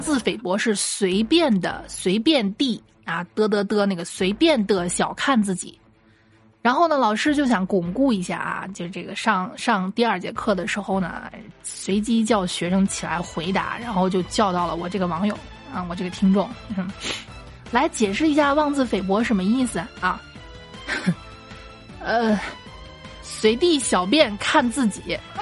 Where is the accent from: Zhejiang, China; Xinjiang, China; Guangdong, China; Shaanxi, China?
Shaanxi, China; Xi'an; accent: Xi'an dialect; 可能在我们西安话里